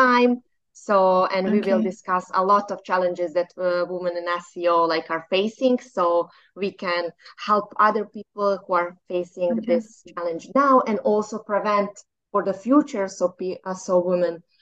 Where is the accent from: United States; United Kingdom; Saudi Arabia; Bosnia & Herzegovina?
Bosnia & Herzegovina; I am from Bosnia.